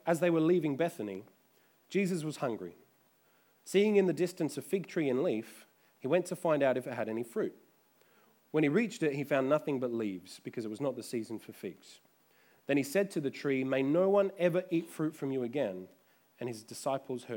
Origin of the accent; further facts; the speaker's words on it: Adelaide, South Australia, Australia; when I was growing up in Adelaide, our backyard had a fig tree